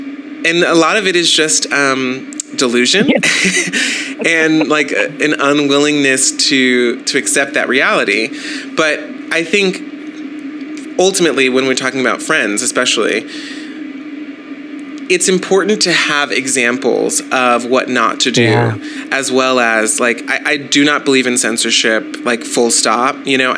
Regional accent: the South, United States; and also I'm from the South.

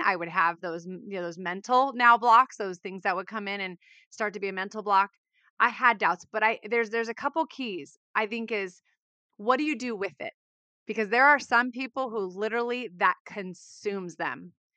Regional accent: Southern California, United States; I grew up in Southern California, firstborn

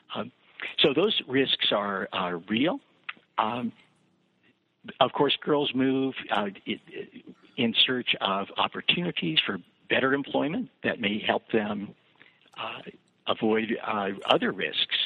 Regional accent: Kansas City, Missouri, United States; moved away; also born or lived in New Jersey / Chapel Hill, North Carolina / Ann Arbor, Michigan; I grew up in Kansas, uh, uh, in Kansas City, Missouri

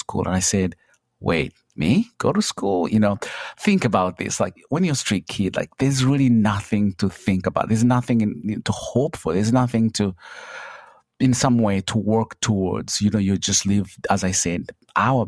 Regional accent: Kabale, Western Region, Uganda; now in Charlotte, United States; I come from Uganda in a small little village called Kabale, you know, at the border of Uganda, Rwanda, and Congo. I grew up poor

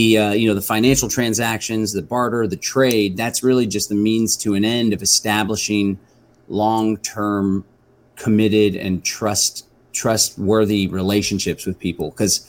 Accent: Austin, Texas, United States; now in Bastrop, United States; it takes place here in Bastrop, Texas, which is just east of Austin. So I was born and raised in Austin, Texas, and lived there my whole life up until about 2.5 or 3 years ago.

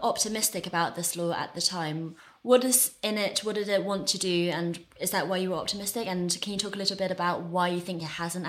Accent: China; growing up in China

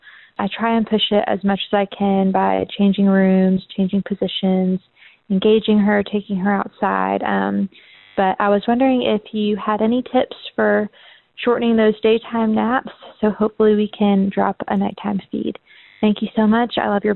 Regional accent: Alabama, United States; I'm from Alabama.

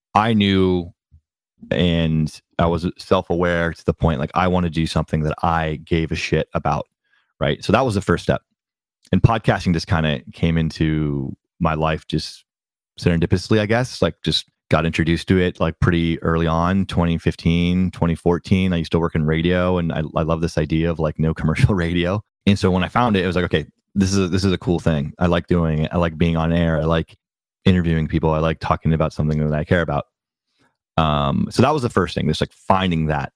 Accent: Bay Area, California, United States; also born or lived in New York; I was raised in the Bay Area

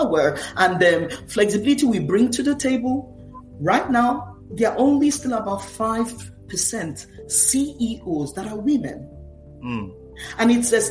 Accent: Nigeria; now in United States; I'm Nigerian-American, Nigerian by heritage, American by naturalization.

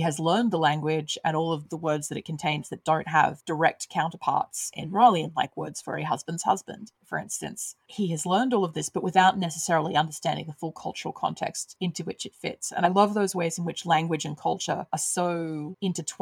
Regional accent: Australia; I grew up in Australia

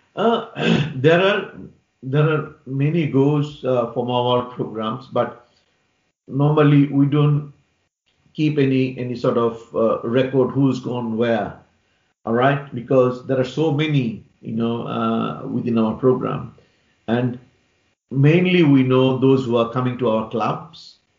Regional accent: Bangladesh; now in London, United Kingdom; I'm I'm from Bangladesh

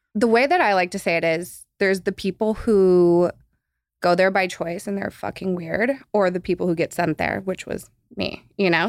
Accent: Los Angeles, California, United States; born or raised there

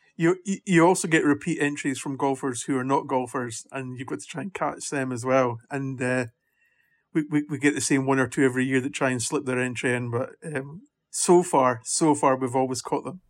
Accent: Scotland, United Kingdom; accent: Scottish; you might tell from the accent that I'm Scottish

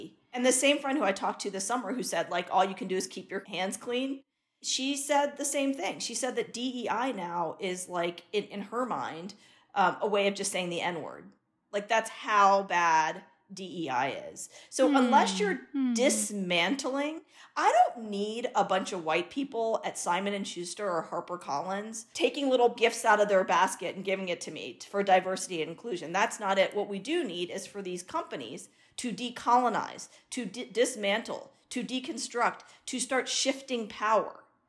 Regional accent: India; I'm an Indian woman, I'm a brown woman

